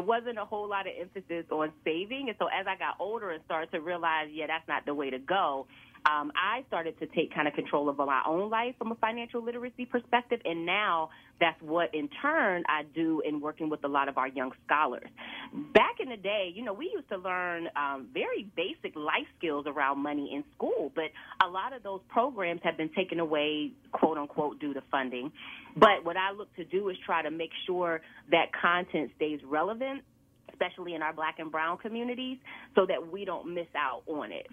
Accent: Aliquippa, Pennsylvania, United States; moved away as an adult; also born or lived in Philadelphia; I grew up in Aliquippa, small town outside of Pittsburgh

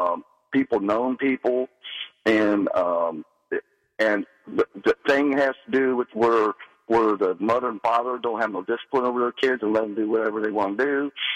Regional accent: Cincinnati, Ohio, United States; I'm from Cincinnati myself. Right now I live all around Eastgate. But anyway, I've been around all my life, and it wasn't nothing like this when I was a kid back in the 70s and 80s.

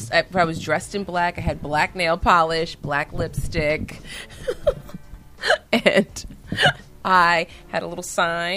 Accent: New Jersey, United States; Well, so I'm from New Jersey

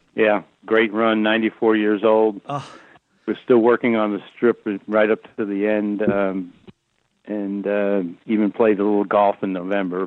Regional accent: Fairfield County, Connecticut, United States; I grew up in Fairfield County, Connecticut

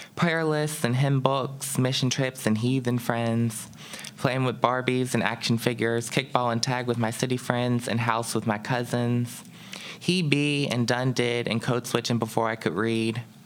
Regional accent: Pittsburgh, Pennsylvania, United States; growing up as a black child here in Pittsburgh

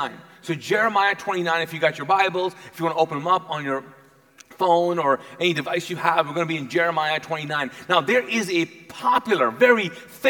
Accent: Kuwait; English is a second language; now in United States; I grew up, was born and raised in Kuwait

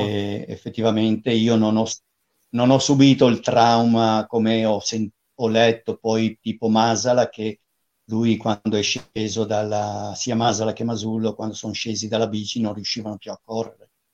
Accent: Liguria, Italy; moved away; also born or lived in Pisa; abitavo a Pisa, però avevo passato l'infanzia in Liguria

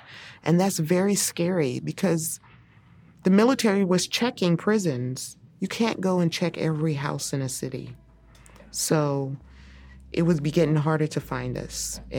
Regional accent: Texas, United States

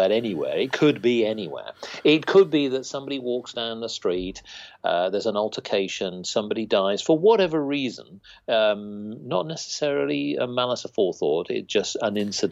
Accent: United Kingdom; we're just British people

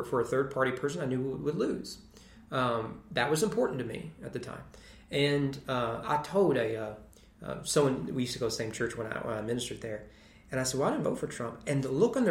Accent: United States; as an American

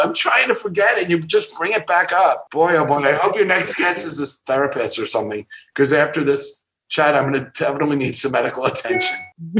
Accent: East Coast, United States; After growing up on the East Coast, I wanted something different.

